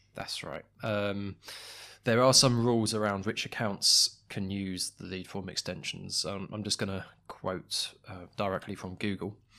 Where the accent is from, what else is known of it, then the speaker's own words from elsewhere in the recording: United Kingdom; as a British consumer